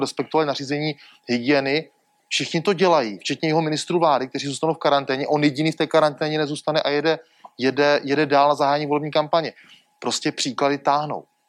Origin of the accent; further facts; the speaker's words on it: Moravia, Czechia; jako Moravák